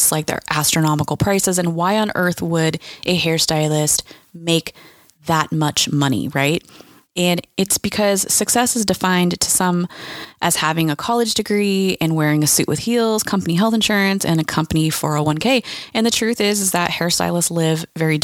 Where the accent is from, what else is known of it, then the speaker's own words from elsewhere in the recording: California, United States; I'm from California